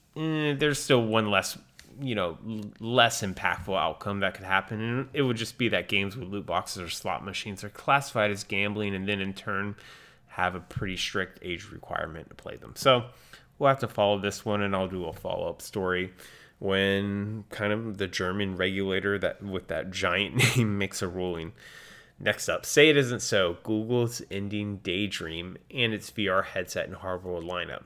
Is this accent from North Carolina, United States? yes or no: yes; North Carolina, United States; moved away; I was on vacation in my home state of North Carolina